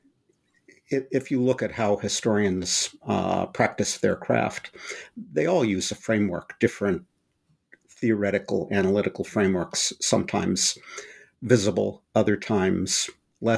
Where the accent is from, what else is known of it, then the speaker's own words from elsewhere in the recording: Berkeley, California, United States; not only did I grow up in the Bay Area, I grew up in Berkeley, California